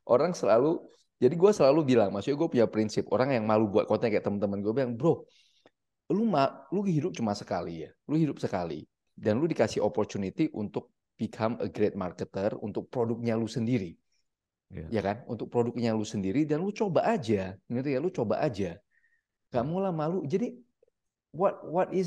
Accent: Medan, North Sumatra, Indonesia; Sebenarnya gue aslinya orang Medan.

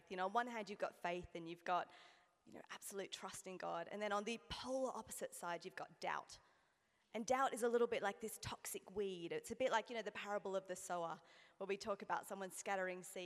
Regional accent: Australia; as you can hear, again, I'm Australian

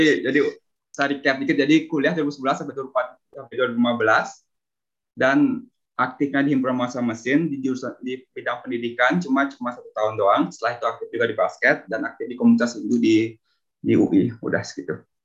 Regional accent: Bali, Indonesia; moved away as an adult; also born or lived in Depok, Indonesia; now in Italy; lahir di Bali, besar di Bali

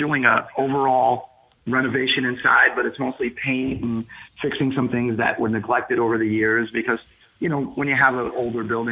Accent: United States; also born or lived in New Jersey / Manhattan, New York; now in New Orleans, United States; So I'm from New Jersey and Manhattan. I, you know, spent time in both places. My mom lived in Jersey. My dad lived in Manhattan.

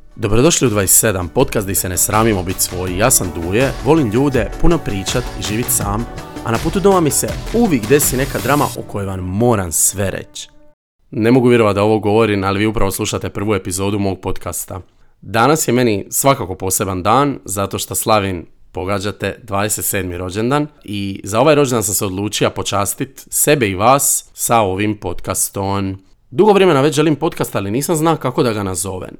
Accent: Trogir, Split-Dalmatia County, Croatia; Ja sam odrastao u Trogiru, Trogir je zapravo mali grad na obali i tu se svi znaju

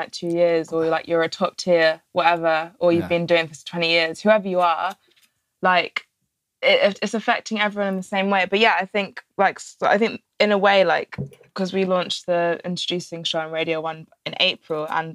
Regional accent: Alderney, Guernsey; where I'm from, Alderney, which is like a tiny little rock. There's about 2,000 people

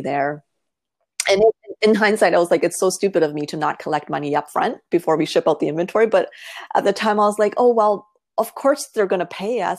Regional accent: Toronto, Ontario, Canada; I was born and raised in Toronto

